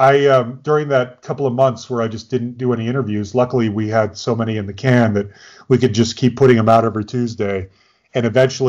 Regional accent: California, United States; I grew up in the Bay Area, and the Oakland A's back in the early 80s were my team.

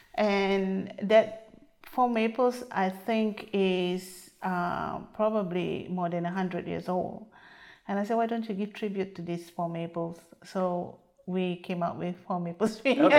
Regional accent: Singapore; also born or lived in Canada; now in Champlain, United States; I was from Singapore, bred and uh, raised there before I come to North America.

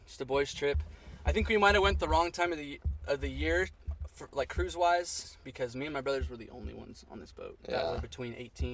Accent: Northern California, United States; moved away as an adult; also born or lived in San Angelo, Texas; I was born in Southern California, and then when I was about 2 years old, my family moved to Northern California, and that's kind of where we lived until I turned 18.

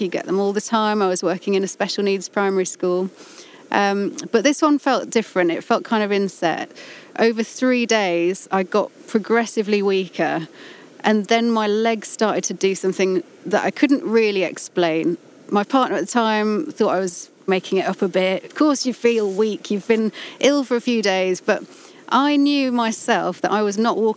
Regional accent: Appleby, North West England, United Kingdom; also born or lived in Brighton; It was the Eden Valley. I kind of grew up around the Moorlands, Great Strickland area, Appleby, and on two farms.

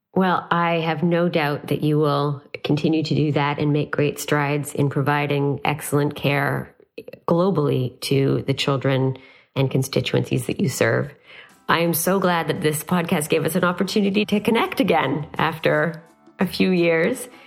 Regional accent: Canada; as a Canadian

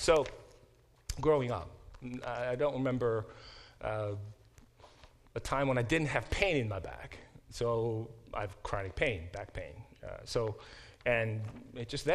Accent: South Korea; moved away; I was born in Korea and in the early 70s, and that was before Korea became a more developed country

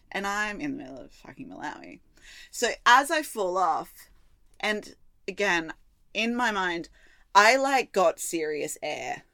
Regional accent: Australia; now in Melbourne, Australia; we are Aussie

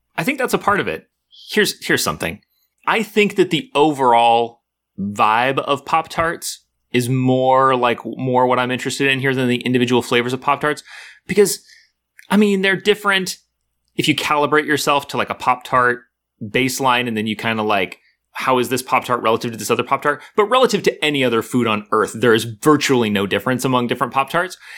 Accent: United States; I grew up in America.

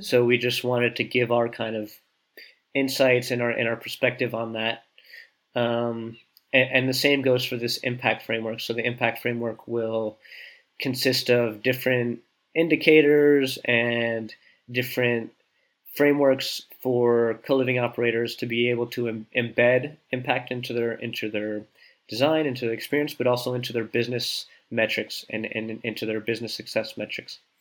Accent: New Jersey, United States; moved away as an adult; also born or lived in Boulder, Colorado / Saint-Étienne, France; now in France; I grew up in New Jersey, about half an hour from New York, really in the suburbs of New York

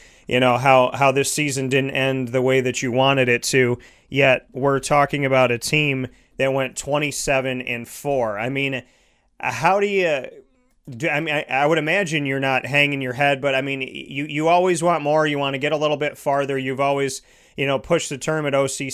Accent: Syracuse, New York, United States; I came back to my hometown of Syracuse, New York

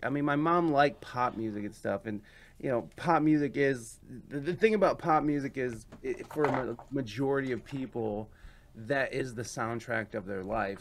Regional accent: Oregon, Ohio, United States; growing up in the Midwest

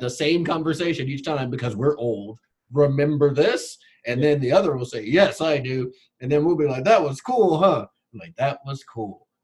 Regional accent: Long Beach, California, United States; I grew up in Long Beach.

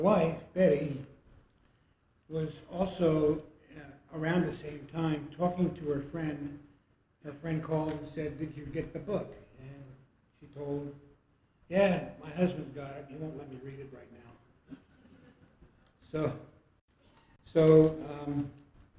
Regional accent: New Jersey, United States; moved away as an adult; also born or lived in Washington, D.C. / Colorado; now in Arizona, United States; I'm 75. I was raised in New Jersey for all of my growing up years and college years

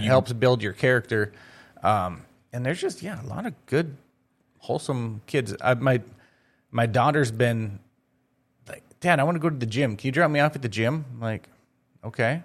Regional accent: Crookston, Minnesota, United States; moved away as an adult; now in Grand Forks, United States; I grew up in Crookston.

